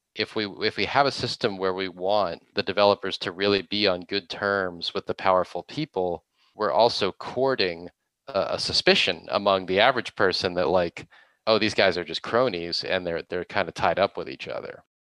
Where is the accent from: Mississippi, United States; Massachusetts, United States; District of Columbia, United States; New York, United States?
Massachusetts, United States; Boston; now in Los Angeles, United States; I am from the Boston area originally